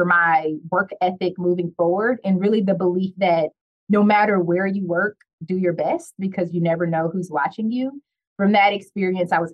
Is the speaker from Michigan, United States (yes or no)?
yes; Detroit, Michigan, United States; I'm from Detroit